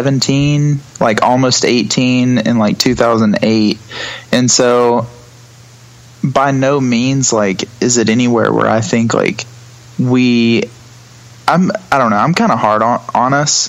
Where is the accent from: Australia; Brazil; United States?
United States; Alabama; Yeah, well, I was born and raised in a small town outside of Tuscaloosa. It's about 25 minutes east.